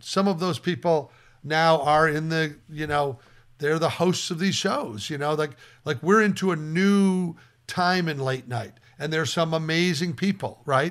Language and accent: English; Nebraska, United States; I grew up in Nebraska